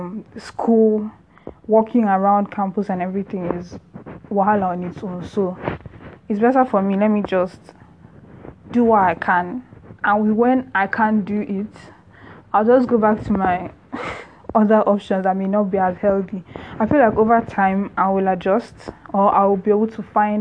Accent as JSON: {"language": "English", "country": "Nigeria", "said": "I'm Nigerian"}